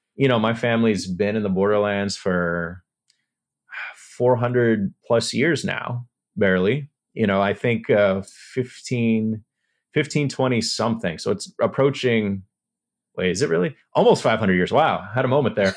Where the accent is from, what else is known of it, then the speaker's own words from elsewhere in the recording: El Paso, Texas, United States; I'm from El Paso